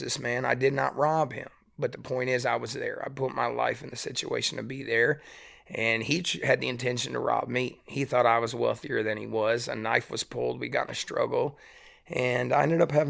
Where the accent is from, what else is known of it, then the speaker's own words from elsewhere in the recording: East Tennessee, United States; also born or lived in West Michigan / Pigeon Forge / Gatlinburg; I grew up in East Tennessee